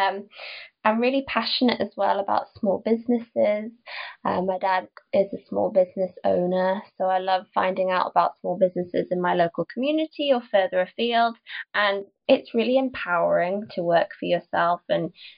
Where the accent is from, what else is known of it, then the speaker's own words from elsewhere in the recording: Newcastle upon Tyne, North East England, United Kingdom; also born or lived in London; I went down to London because I'm from Newcastle